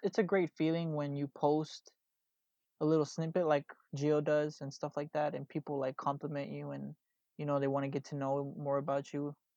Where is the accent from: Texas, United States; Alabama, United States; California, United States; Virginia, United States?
Texas, United States; Houston; I'm here from Houston, Texas